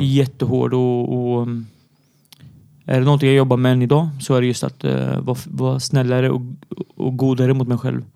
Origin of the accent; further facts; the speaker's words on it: Syria; now in Sweden; jag är syrian och är född i Syrien